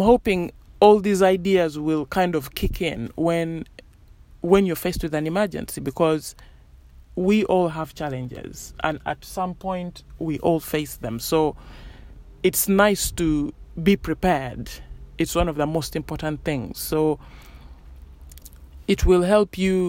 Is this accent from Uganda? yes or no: yes; Uganda; moved away; I grew up in Uganda